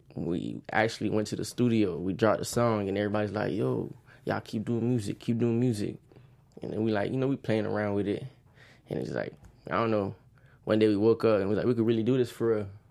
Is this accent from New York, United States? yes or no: no; Oakland Park, Florida, United States; Growing up in Oakland Park